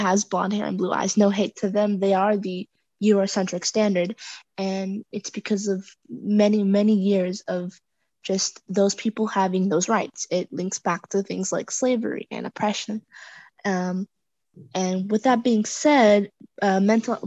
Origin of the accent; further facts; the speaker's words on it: Oklahoma, United States; I'm from Oklahoma